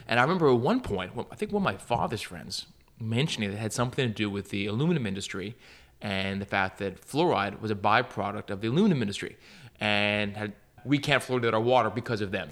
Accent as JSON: {"language": "English", "town": "Montreal", "region": "Quebec", "country": "Canada", "tie": "born or raised there", "said": "I'm from Montreal, Canada"}